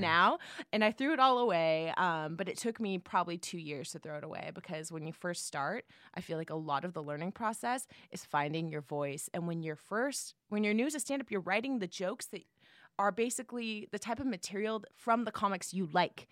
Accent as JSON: {"language": "English", "town": "San Jose", "region": "California", "country": "United States", "moved": "yes", "said": "I'm from the Bay Area, San Jose"}